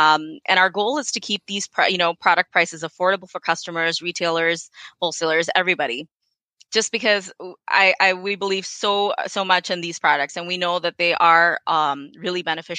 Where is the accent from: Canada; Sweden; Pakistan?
Pakistan; born there; And as a person of South Asian descent, I'm Pakistani by birth. I've kind of seen all of this stuff, you know, being used in my home, and I know that it works.